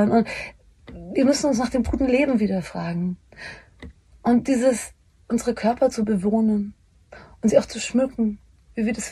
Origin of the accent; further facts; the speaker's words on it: Bavaria, Germany; Aber auch äh, Homosexualität war damals noch, ich komme aus Bayern, das müssen wir schon noch so ein bisschen, das ist voll okay